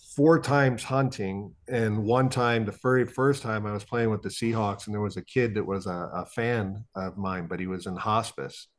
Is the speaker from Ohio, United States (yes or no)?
yes; Ohio, United States; also born or lived in Iowa; growing up in Ohio